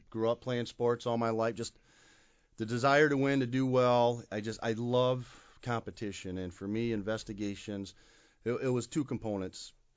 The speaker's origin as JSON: {"language": "English", "town": "Kalamazoo", "region": "Michigan", "country": "United States", "tie": "born or raised there", "said": "I was born and raised right here in Kalamazoo, Michigan"}